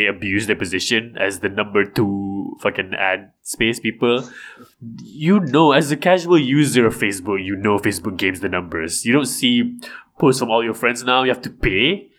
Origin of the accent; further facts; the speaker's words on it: Malaysia; I'm Malaysian.